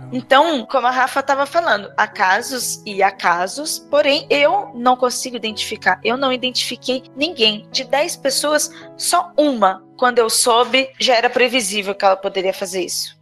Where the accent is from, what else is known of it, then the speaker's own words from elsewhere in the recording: Registro, São Paulo, Brazil; moved away; Lá no Vale do Ribeira, na cidade de Registro, onde eu nasci e minha mãe mora até hoje